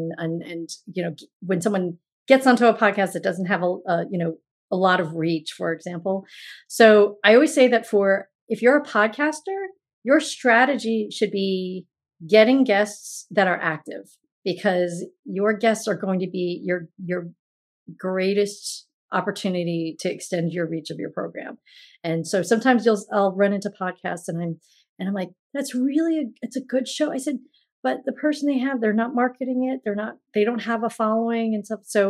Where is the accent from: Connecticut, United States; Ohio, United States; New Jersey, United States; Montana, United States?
New Jersey, United States; met in my hometown in New Jersey, the town that he lives in and the town that I'm from